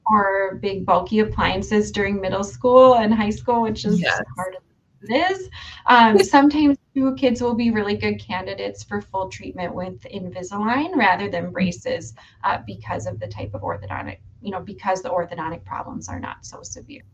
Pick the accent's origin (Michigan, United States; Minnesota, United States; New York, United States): Minnesota, United States; Duluth; grew up here in Duluth and um, never ventured too far away, really